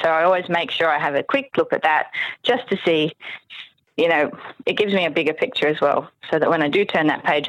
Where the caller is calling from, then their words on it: Sydney, New South Wales, Australia; I'm calling from Sydney, Australia, yes.